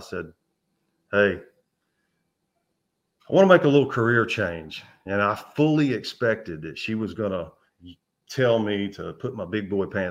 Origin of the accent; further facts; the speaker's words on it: Memphis, Tennessee, United States; I grew up in the Memphis area